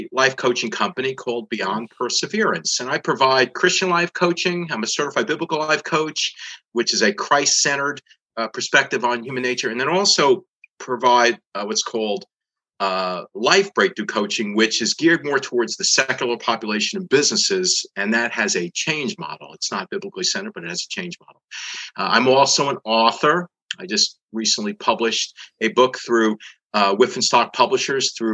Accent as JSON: {"language": "English", "town": "New York City", "region": "New York", "country": "United States", "tie": "born or raised there", "moved": "yes", "lives_now": "Dallas, United States", "said": "since I grew up in the Northeast, in the New York City area"}